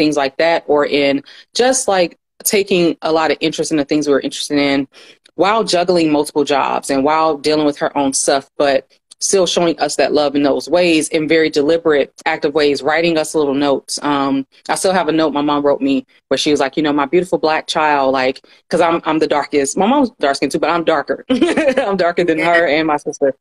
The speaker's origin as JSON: {"language": "English", "town": "Atlanta", "region": "Georgia", "country": "United States", "tie": "born or raised there", "said": "I am originally from Atlanta. So I grew up like in the South."}